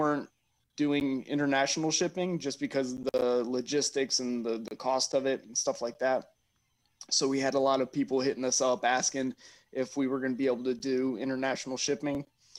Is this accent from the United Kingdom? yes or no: no; Germany; I grew up in Germany. So we were always off of the military bases, which means we were, you know, there with the locals.